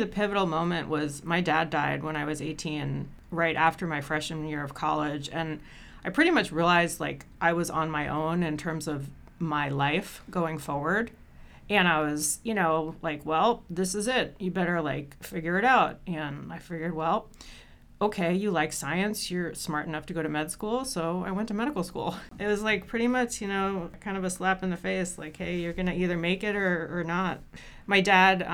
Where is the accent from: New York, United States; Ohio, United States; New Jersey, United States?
New York, United States; Long Island; I am from Long Island, New York. Actually started riding horses there when I was like 7 years old